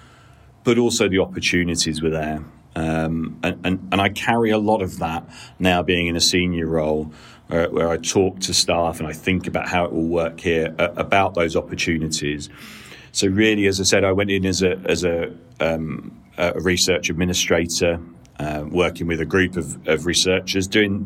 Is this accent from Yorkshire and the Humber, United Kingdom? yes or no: no; Peterborough, East of England, United Kingdom; also born or lived in Cardiff; born and raised in Peterborough